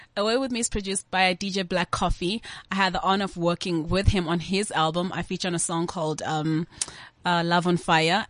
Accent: South Africa

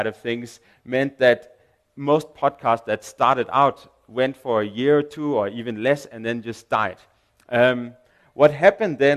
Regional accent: Denmark; English is a second language; now in South Africa; I'm from Denmark.

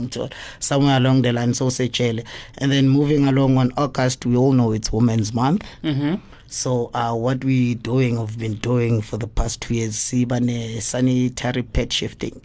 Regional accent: East Rand, Gauteng, South Africa; I'm from the East Rand. What, 55. Mm. Yes, I was born and bred there. I grew up there

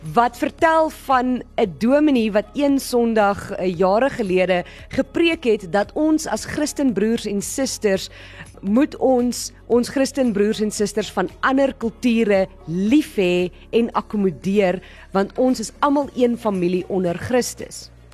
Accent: South Africa

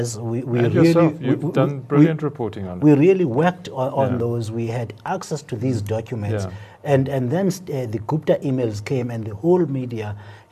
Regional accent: Ngqeleni, Eastern Cape, South Africa; In the smallest of towns, like my hometown of Ngqeleni, you will find a Pep there.

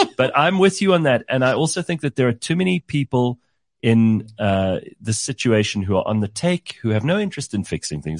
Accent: South Africa; as a South African

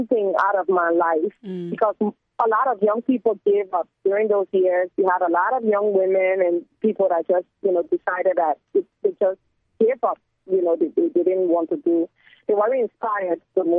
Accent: Liberia; born or raised there; also born or lived in Côte d'Ivoire

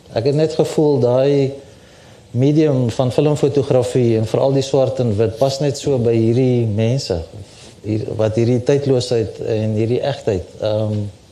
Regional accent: Pretoria, Gauteng, South Africa; also born or lived in Bloemfontein, Free State; Ek is in Bloemfontein gebore, maar ek het eintlik maar buitekant Pretoria groot geword van omtrent 3, 4 jaar oud af

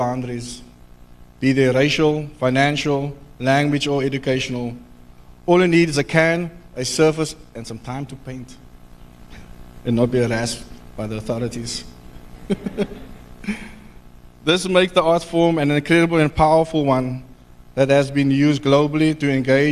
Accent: Cape Town, Western Cape, South Africa; I was born and raised on the Cape Flats

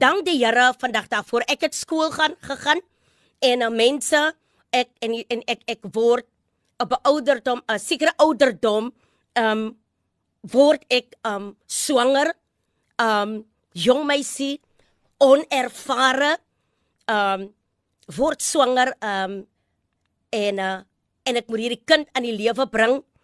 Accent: Graaff-Reinet, Eastern Cape, South Africa; ek het groot geword in Graafrein net.

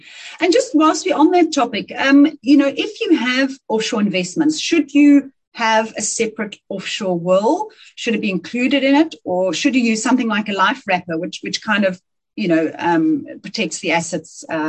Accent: South Africa; You pick up the phone to somebody in London and you say, hi, I'm from South Africa.

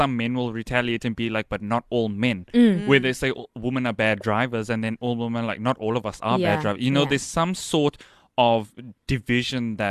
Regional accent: Johannesburg, Gauteng, South Africa; the place where I come from in Joburg, if you know me and if you followed me on social media, you'd know that I'm originally from Joburg. The area I came from, I was a boy who was always in the house.

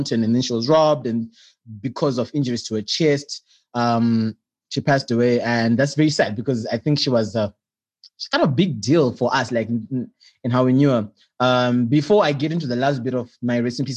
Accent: Bulawayo, Zimbabwe; I grew up in Bulawayo

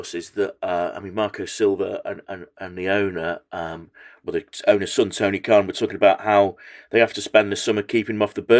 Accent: Macclesfield, North West England, United Kingdom; I'm from Macclesfield.

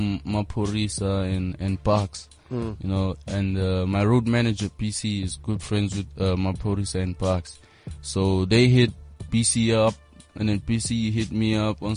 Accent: Johannesburg, Gauteng, South Africa; also born or lived in Matatiele, Eastern Cape; I was born in Gauteng. I grew up in Joburg. I went to primary school in Yeovil. Went to high school in Berea. So I'm practically just a Josie cat

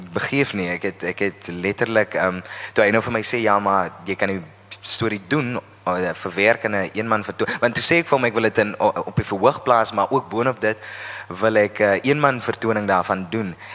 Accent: Oudtshoorn, Western Cape, South Africa; Ek is van die Karoo, ek is van Oudtshoorn en ek het op Oudtshoorn groot geword

